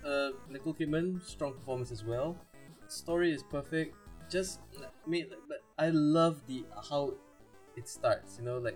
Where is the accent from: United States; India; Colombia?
India; I'm Indian.